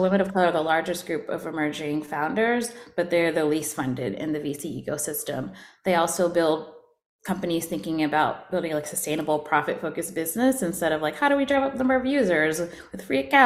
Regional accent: Atlanta, Georgia, United States; I'm originally from Atlanta.

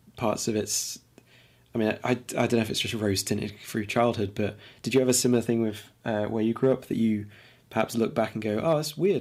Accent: Lincoln, East Midlands, United Kingdom; also born or lived in London; I was born in London, but I grew up in Lincoln

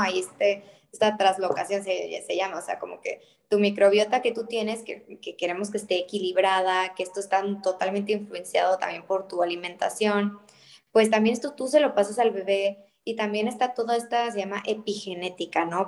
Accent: Mexico; por el simple hecho de ser mexicanos

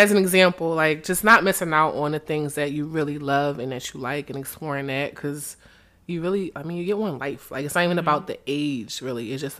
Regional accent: Philadelphia, Pennsylvania, United States; You know, I come from Philly. I love my city, but it's different here.

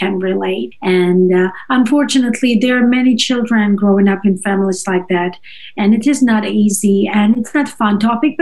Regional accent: Moscow, Russia; first language Russian and Georgian; English is a second language; moved away as an adult; also born or lived in Georgia / China; now in United States; I was born in Russia, in the capital of Russia, in Moscow. But I'm ethnically from another country. I'm from Georgia

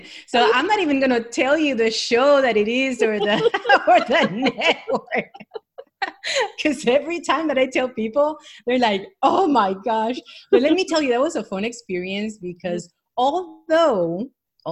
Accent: Puerto Rico; also born or lived in New York; I was born in New York, but I was raised in Puerto Rico.

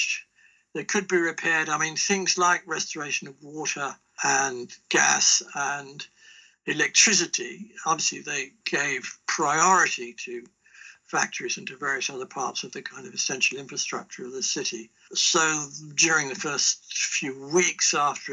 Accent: Aylesbury, South East England, United Kingdom; I'm from Aylesbury in Buckinghamshire

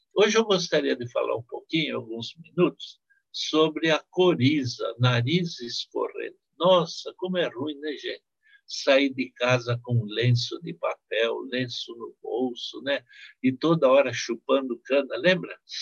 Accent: Marília, São Paulo, Brazil; No interior onde eu nasci, em Marília

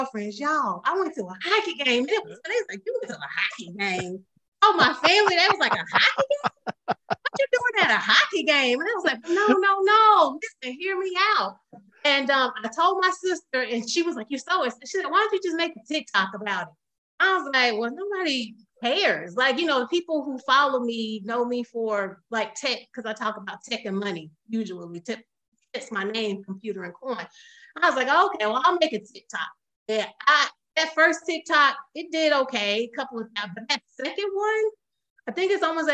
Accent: North Carolina, United States; Born and raised in Carolina, born and raised in North Carolina

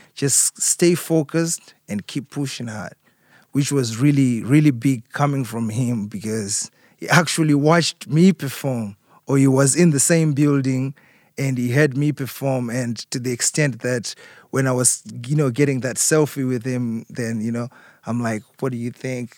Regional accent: Harare, Zimbabwe; moved away as an adult; growing up in Zimbabwe, being raised in Zimbabwe, and then coming overseas

